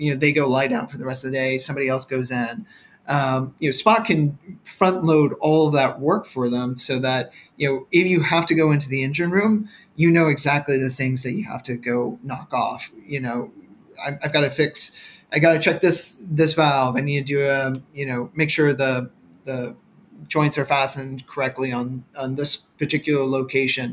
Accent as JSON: {"language": "English", "town": "Katy", "region": "Texas", "country": "United States", "moved": "yes", "said": "I'm originally from Katy."}